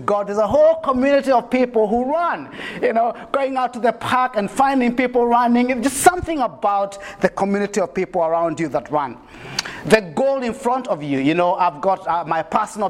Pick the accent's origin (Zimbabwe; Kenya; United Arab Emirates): Kenya; now in New Zealand; a Kenyan living in New Zealand